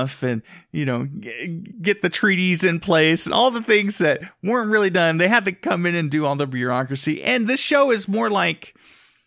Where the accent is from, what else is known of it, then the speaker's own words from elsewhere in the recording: Oklahoma, United States; I grew up in Oklahoma